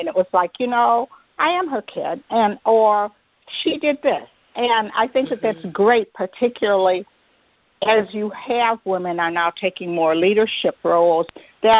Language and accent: English; Detroit, Michigan, United States; I grew up in Detroit